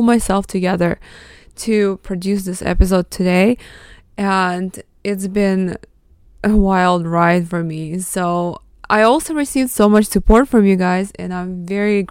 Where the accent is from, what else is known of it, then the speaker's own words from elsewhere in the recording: Mariupol, Donetsk Oblast, Ukraine; first language Russian; English is a second language; moved away; I was born in Mariupol, Ukraine